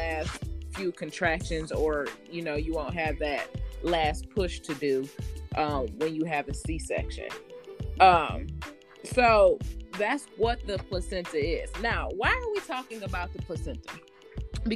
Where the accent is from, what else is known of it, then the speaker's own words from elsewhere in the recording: Michigan, United States; now in Atlanta, United States; I myself am born and raised in Michigan, so I'm used to being around the snow.